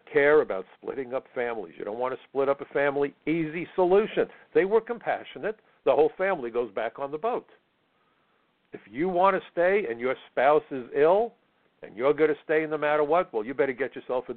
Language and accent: English; New York, United States; First generation American. I'm a New Yorker. I'm retired. I could move anywhere. I live in New York because I love New York